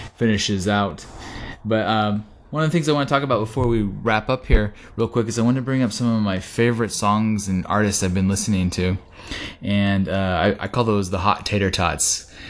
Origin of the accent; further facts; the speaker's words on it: Oregon, United States; we're from Oregon.